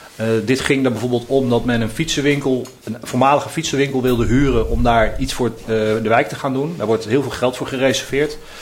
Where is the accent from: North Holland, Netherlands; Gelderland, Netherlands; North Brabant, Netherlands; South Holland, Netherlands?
South Holland, Netherlands; The Hague; ik ben geboren en getogen in Eskamp, in dit uh, deel van, uh, van Den Haag